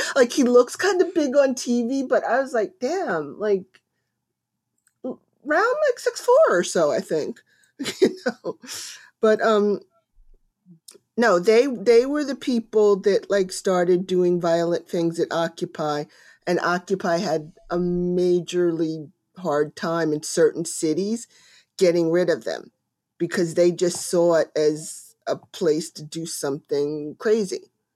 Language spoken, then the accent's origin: English; New Jersey, United States; I am from New Jersey and not from very far from where the Sopran-, the town The Sopranos was filmed